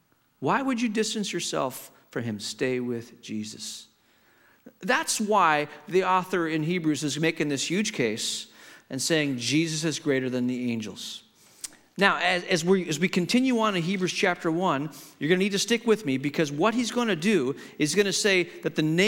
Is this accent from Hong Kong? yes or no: yes; Hong Kong; I grew up in Hong Kong. My parents were missionaries, and I grew up in the 60s and 70s in Hong Kong.